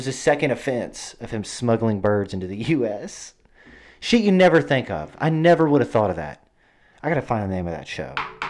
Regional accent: Arkansas, United States; I'm just from Arkansas, and I just love Arkansas

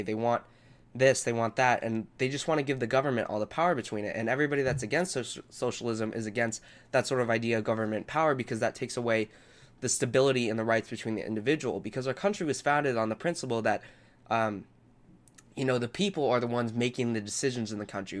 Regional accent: Southern California, United States; I grew up in Southern California and I continue to live here.

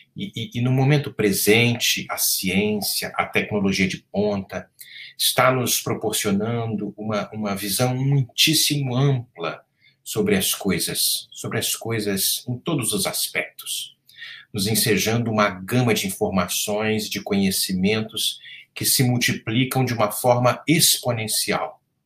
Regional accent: Rio de Janeiro, Brazil; no estado do Rio de Janeiro, meu estado natal, que amo profundamente

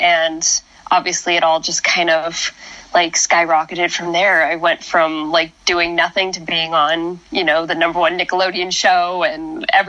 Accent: Spokane, Washington, United States; moved away; also born or lived in Portland, Oregon / Coeur d'Alene, Idaho (family); I'm from Portland and lived in Spokane, Washington for most of my life

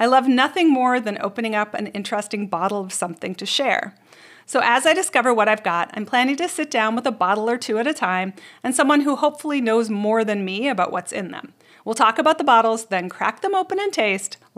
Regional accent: Canada; I grew up in Canada

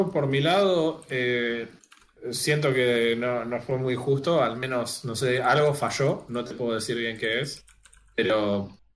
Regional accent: Argentina

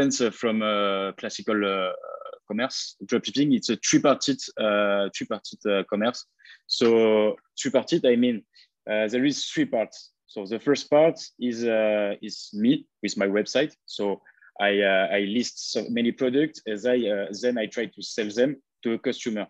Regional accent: France; accent: French; English is a second language; moved away as an adult; now in Bali, Indonesia; I come from France. You can heard it by my accent

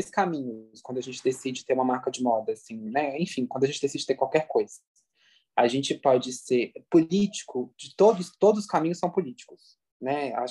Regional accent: Minas Gerais, Brazil; É, eu nunca vou esquecer, por exemplo, né, como mineiro, assim, né?

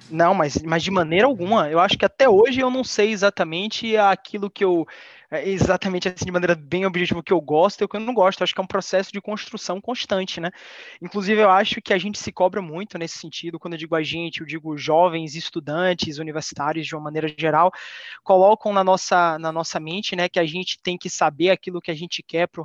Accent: Salvador, Bahia, Brazil; Eu tenho 26 anos, eu sou de Salvador, Bahia

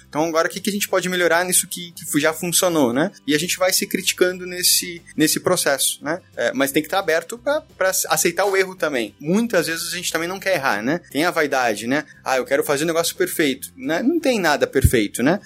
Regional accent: Curitiba, Paraná, Brazil; now in São Paulo, Brazil; eu também sou curitibano

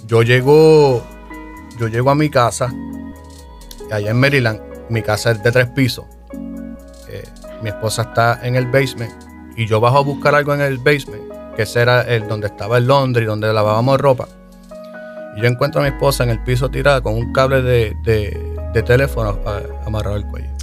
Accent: Yauco, Puerto Rico; Yo soy del pueblito de Yauco, Yauco, Puerto Rico

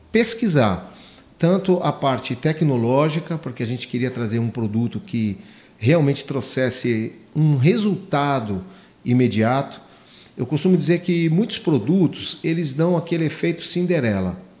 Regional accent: São Paulo, Brazil; É, nós somos oriundos de São Paulo, da capital.

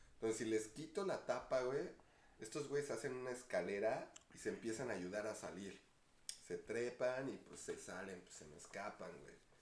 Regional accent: Ecatepec, State of Mexico, Mexico; yo también de Catepec

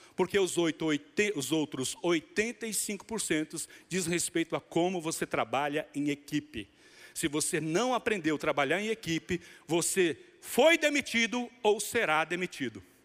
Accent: Bahia, Brazil; como bom baiano

